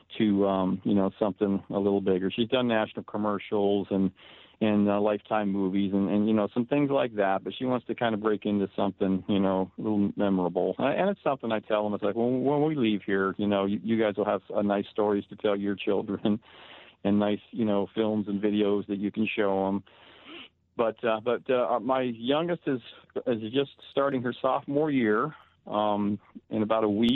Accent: Tempe, Arizona, United States; moved away as an adult; also born or lived in Canton, Ohio; now in Burbank, United States; I'm from Ohio. I was born in Canton, Ohio. Grew up in Tempe, Arizona, since the age of six

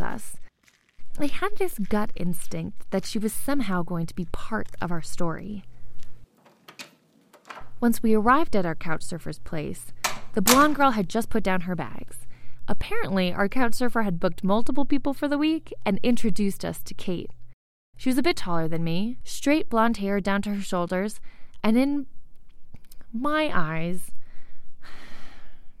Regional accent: United States; moved away as an adult; now in Mexico; Once I left my homeland, one that's hostile to women's bodies

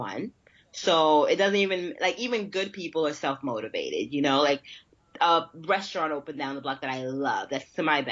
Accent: New York City, New York, United States; I'm from New York and yeah. I'm from Brooklyn

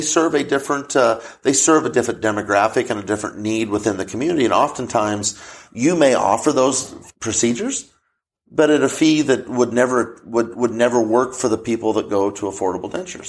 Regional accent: Crawford, Nebraska, United States; I went back to my hometown of Crawford, Nebraska

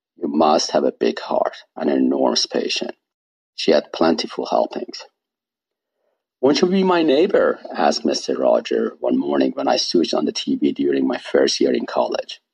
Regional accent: Iran; first language Persian; English is a second language; moved away as an adult; also born or lived in Washington, D.C.; now in United States; Persian is my mother tongue, and English is my borrowed tongue. I had taken AP level English classes when I was in high school in Iran

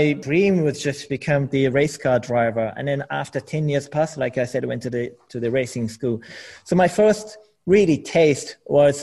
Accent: Japan; English is a second language; moved away as an adult; also born or lived in United Kingdom; I never lived outside of Japan, so I had zero English as well.

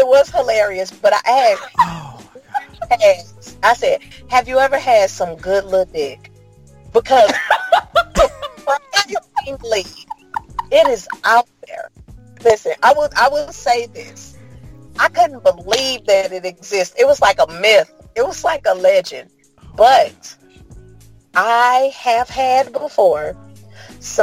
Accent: St. Louis, Missouri, United States; Growing up in St. Louis as a woman

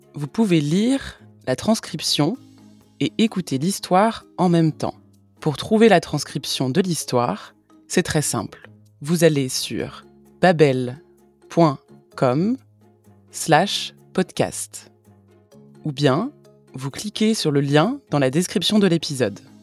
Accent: France; Je suis française

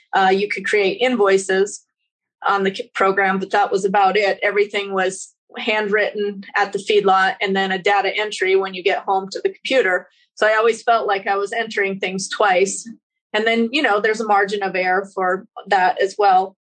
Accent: Wyoming, United States; moved away as an adult; also born or lived in Spokane, Washington; now in Connell, United States; I grew up in Wyoming and we had a cow calf herd

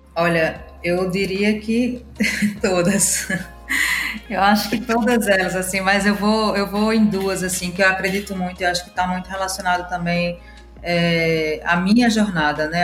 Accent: Natal, Rio Grande do Norte, Brazil; moved away as an adult; now in São Paulo, Brazil; já criei dois micronegócios em Natal e cidade onde cresci. Estou há oito anos morando em São Paulo

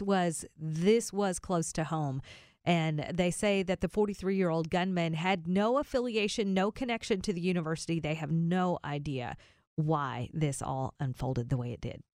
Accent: the South, United States; I grew up in the South

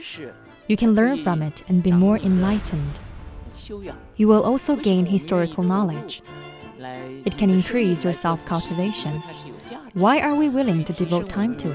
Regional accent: Shanghai, China; moved away; also born or lived in Moscow; I grew up in Shanghai where there were no such scenes

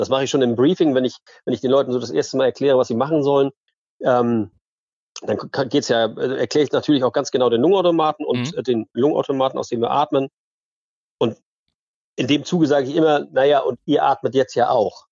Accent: Flensburg, Schleswig-Holstein, Germany; now in Eckernförde, Germany; ich bin groß geworden in Ostseebad in Flensburg

